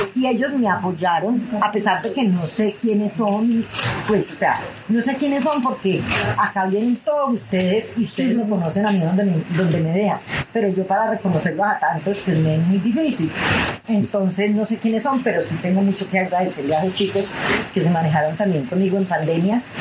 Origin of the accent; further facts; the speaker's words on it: Pijao, Quindío, Colombia; Yo nací en Pijao y me crié aquí en Pijao